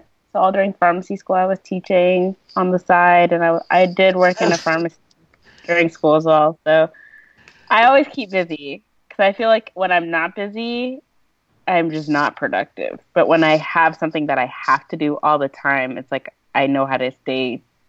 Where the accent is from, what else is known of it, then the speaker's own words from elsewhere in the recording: Owensboro, Kentucky, United States; also born or lived in Lexington, Kentucky; live in Kentucky. The rest of my family does not. But I live in Lexington, Kentucky. We grew up in Owensboro, Kentucky. But I went to pharmacy school at University of Kentucky, graduated last summer, and I just stayed.